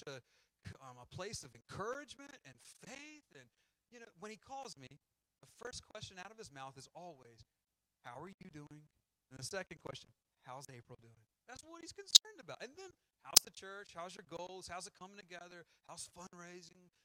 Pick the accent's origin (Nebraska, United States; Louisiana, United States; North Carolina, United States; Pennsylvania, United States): North Carolina, United States; Wilson; also born or lived in Wilmington, North Carolina / Dallas, Texas; I grew up in Wilson, North Carolina.